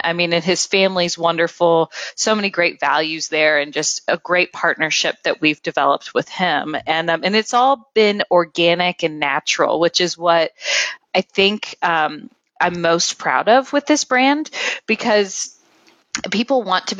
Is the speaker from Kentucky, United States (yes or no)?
yes; Kentucky, United States; also born or lived in Cincinnati, Ohio; I was born in Cincinnati, Ohio, so really close to here, but moved down here in 95 because of my dad's job. And so I was here from elementary school on. So, I mean, I really and truly feel like I embody everything of a Kentuckian and have embraced Kentucky as home.